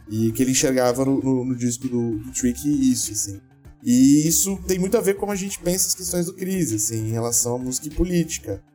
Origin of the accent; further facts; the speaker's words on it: Brazil; a gente é brasileiro ainda por cima